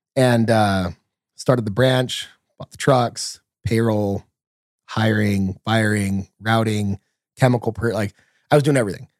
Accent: San Bernardino, California, United States; I grew up in San Bernardino, California, so, you know, not the nicest place in the world.

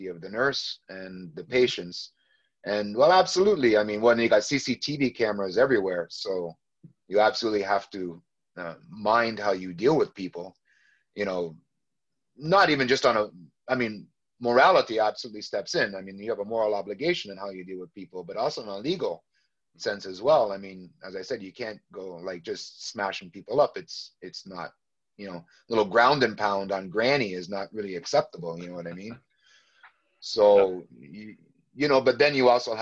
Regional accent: Canada; I'm from Canada, so a big city called Toronto.

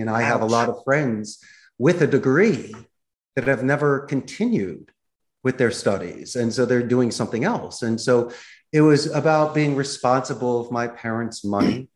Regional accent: Philadelphia, Pennsylvania, United States; accent: Philadelphia; moved away as an adult; now in Costa Rica; my Philadelphia accent

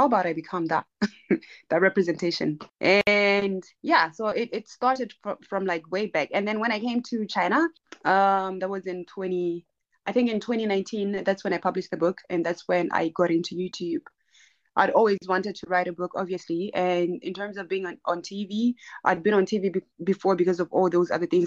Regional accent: Maun, North-West District, Botswana; first language Herero; English is a second language; I grew up, I'm from Botswana, and I grew up in Botswana

